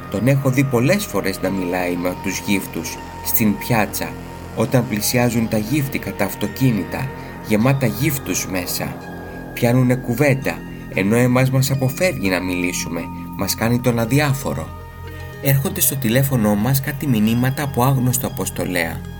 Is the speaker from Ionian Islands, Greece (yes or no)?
yes; Corfu, Ionian Islands, Greece; Είμαι ένα παλικάρι από την Κέρκυρα. Στην πατρίδα μου όλα αυτά τα πράγματα που φέρονται παράξενα σε εσά επιτρέπονται.